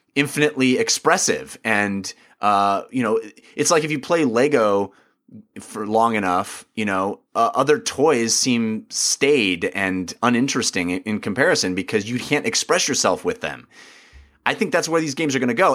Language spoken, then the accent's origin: English; United States; as an American